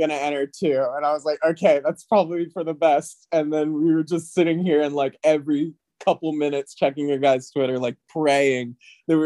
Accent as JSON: {"language": "English", "region": "Tennessee", "country": "United States", "said": "we're from Tennessee"}